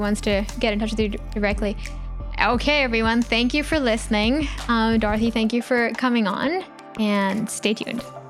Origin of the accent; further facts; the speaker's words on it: India; growing up in India